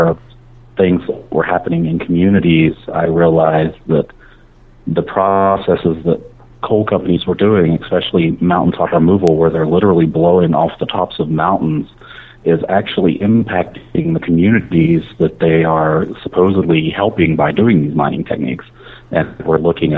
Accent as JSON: {"language": "English", "area": "Boone County", "region": "West Virginia", "country": "United States", "tie": "born or raised there", "said": "I grew up in Boone County, West Virginia"}